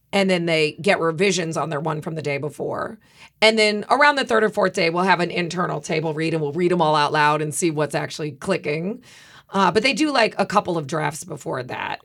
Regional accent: Midwest, United States; I'm from the Midwest

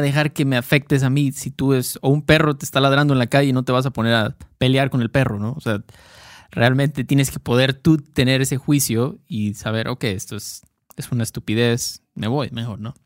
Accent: Mexico; expresiones muy mexicanas que usamos Héctor y yo, porque somos mexicanos

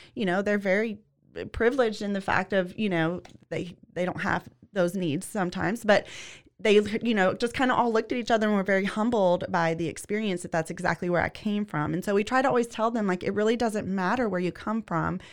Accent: Louisiana, United States; moved away; I'm originally from Louisiana. I grew up in the trailer park

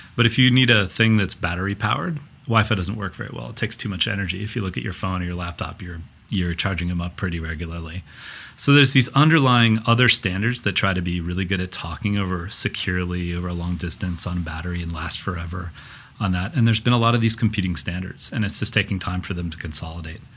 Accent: Minnesota, United States; now in Silicon Valley, United States; me as a Minnesotan

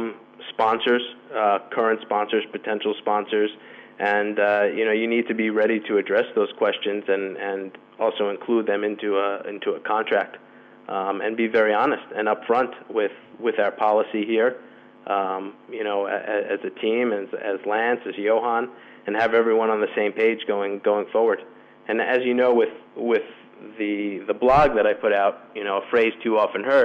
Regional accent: United States; moved away as an adult; now in Madrid, Spain; as an American

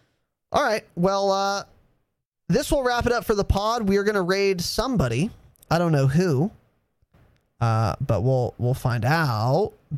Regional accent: Ireland; Now, I am an Irishman. Through and through.

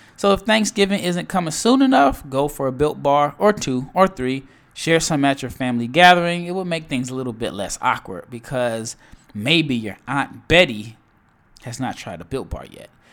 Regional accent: Nebraska, United States; I am from Nebraska

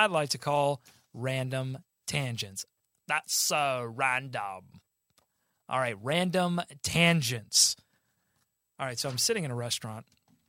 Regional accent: Gastonia, North Carolina, United States; In Gastonia, North Carolina, my hometown.

